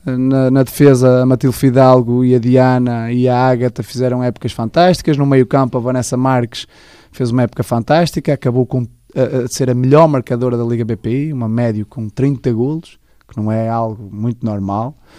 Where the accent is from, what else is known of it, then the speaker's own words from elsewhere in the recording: Amares, Braga, Portugal; also born or lived in Vila Real; fiz toda a minha formação no futebol com Amares e depois joguei no primeiro ano de cena no, no desportivo de Caldelas, está tudo clubes da, da minha terra